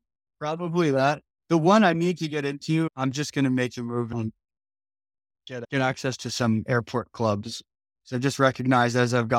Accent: New Jersey, United States; I grew up in Jersey though, so I love it.

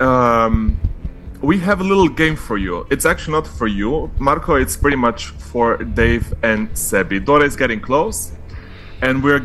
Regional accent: Slovenia; I'm from Slovenia

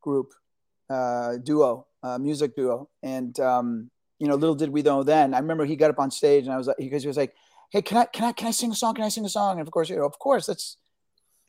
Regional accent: New York City, New York, United States; also born or lived in Argentina; I was born in Argentina. My parents came here escaping fascism from Argentina. And I grew up in New York City, which was a great melting pot

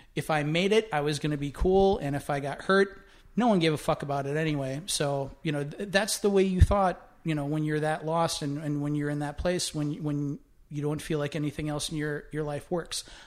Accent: Winona, Minnesota, United States; growing up in Winona, Minnesota

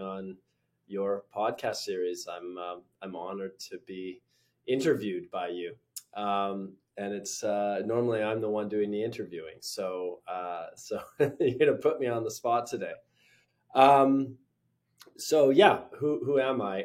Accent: British Columbia, Canada; moved away as an adult; also born or lived in London, United Kingdom / New York, United States; I grew up in British Columbia. I left after my undergrad. I moved to the UK

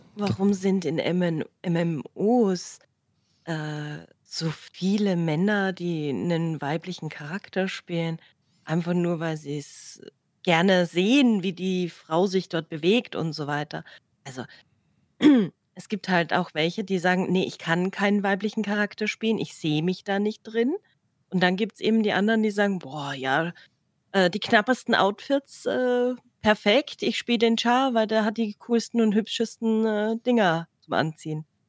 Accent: Austria; bei uns in Österreich

